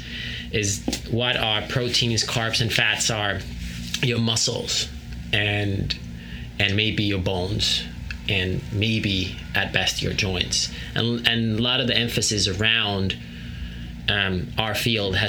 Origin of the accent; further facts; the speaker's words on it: Finland; growing up in Finland at our family farm.